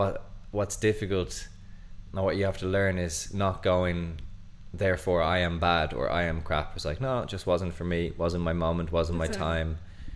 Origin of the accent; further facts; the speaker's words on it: Ireland; accent: Irish; I speak English with an Irish accent.